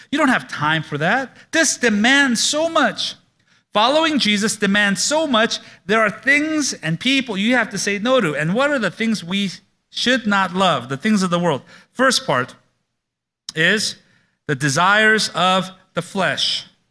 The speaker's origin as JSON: {"language": "English", "town": "Oakland", "region": "California", "country": "United States", "tie": "born or raised there", "said": "I grew up in Oakland"}